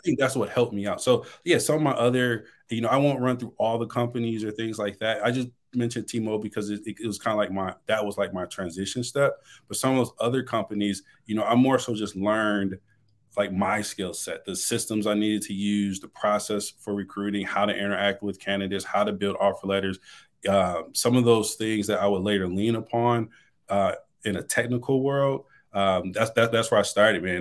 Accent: Detroit, Michigan, United States; moved away as an adult; now in Dallas, United States; I'm originally from Detroit, Michigan

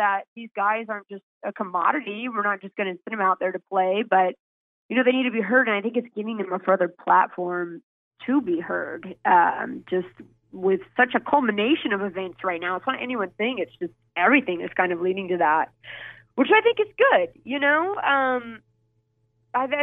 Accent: Louisville, Kentucky, United States; moved away as an adult; also born or lived in Washington, D.C.; now in West Virginia, United States; I grew up in Kentucky

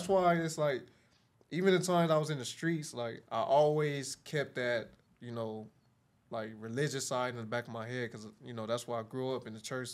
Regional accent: Carson, California, United States; I grew up in Carson, which my area is like considered like Delamo

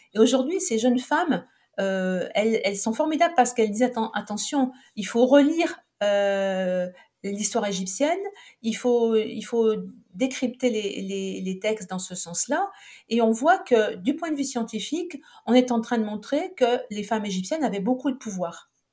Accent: Saint-Étienne, Auvergne-Rhône-Alpes, France; moved away as an adult; also born or lived in Montpellier; je suis née à Saint-Étienne

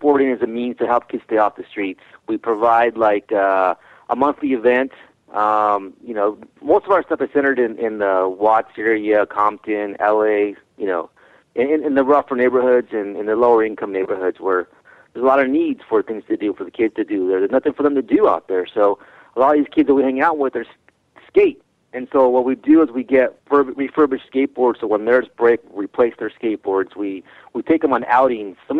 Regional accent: Tijuana, Baja California, Mexico; moved away; I was born in Tijuana, Mexico

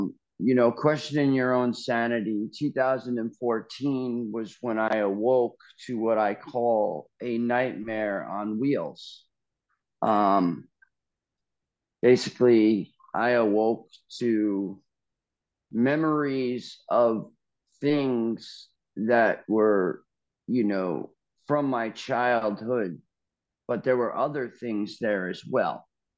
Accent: Largo, Florida, United States; born there; I was born in Largo, Florida.

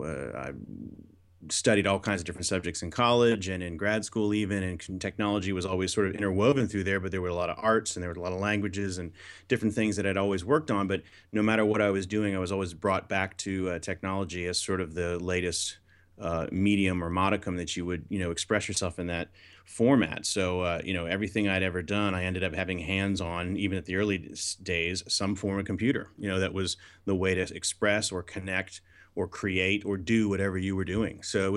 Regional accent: Florida, United States; So I grew up on the East Coast in Florida, which is kind of a unique place to grow up in the 70s and 80s, because obviously up the road is NASA.

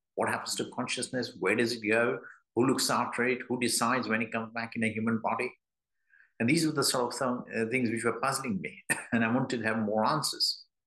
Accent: London, United Kingdom; I'm from London

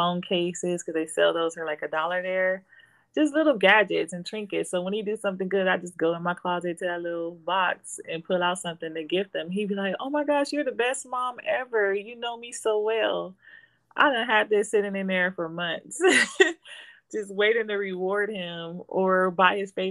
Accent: Compton, California, United States; moved away as an adult; now in Las Vegas, United States; I grew up in Compton, in LA, in the hood

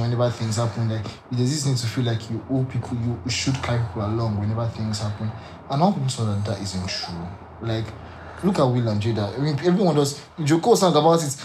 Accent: Nigeria; I can speak for Nigeria because I grew up in Nigeria

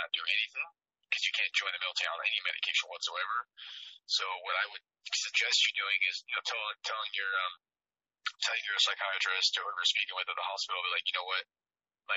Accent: Midwest, United States; I grew up in the Midwest, it's a very hard place to grow up

